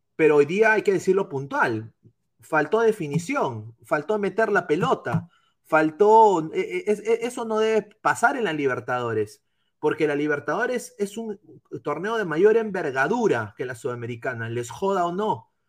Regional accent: Lima, Peru; Yo no soy arequipeño, soy limeño

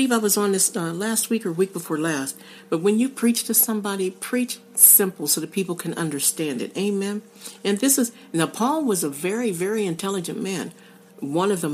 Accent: Pittsburgh, Pennsylvania, United States; I'm from the Pittsburgh area. In Western Pennsylvania, we say creek.

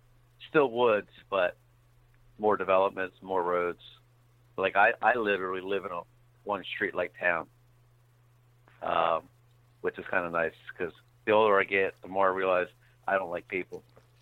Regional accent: New Jersey, United States; Born and raised South Jersey. I have to say South Jersey because North Jersey, people think New York City, but we're South Jersey, farmland, lots of woods.

